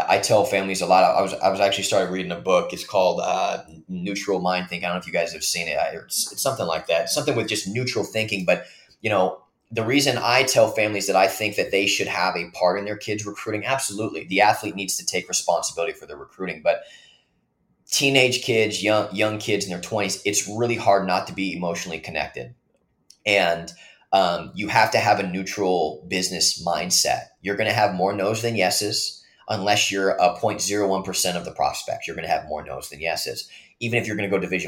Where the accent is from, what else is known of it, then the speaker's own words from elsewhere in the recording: the Northwest, Pacific Northwest, United States; moved away; I'm from the Northwest, across the country